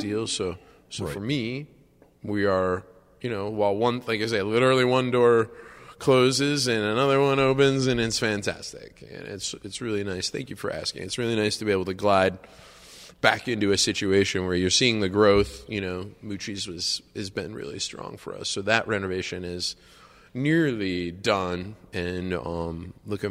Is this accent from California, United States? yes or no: no; Buffalo, New York, United States; moved away; I'm from Buffalo